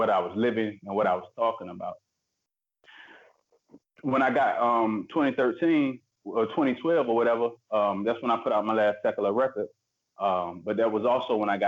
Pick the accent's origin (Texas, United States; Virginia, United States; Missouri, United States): Virginia, United States; Portsmouth; I was born in Portsmouth, grew up in Virginia. I'm from Virginia.